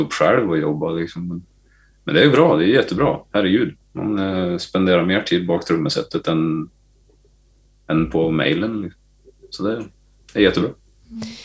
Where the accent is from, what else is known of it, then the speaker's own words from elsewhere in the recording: Gävle, Gävleborg County, Sweden; moved away; also born or lived in Sandviken; hemma i Gävle